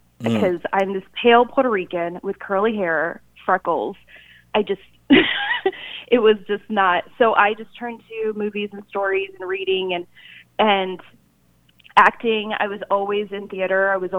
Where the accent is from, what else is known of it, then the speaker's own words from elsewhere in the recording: South Korea; born there; Well, it all started when I was born in Korea